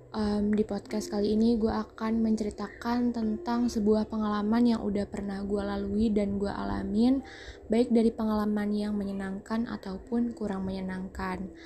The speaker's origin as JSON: {"language": "Indonesian", "region": "Jakarta", "country": "Indonesia", "tie": "born there", "said": "Gue tinggal di daerah Jakarta Selatan, khususnya daerah Kebayoran Lama. Gue lahir di Jakarta pada tanggal 5 Juli 2003."}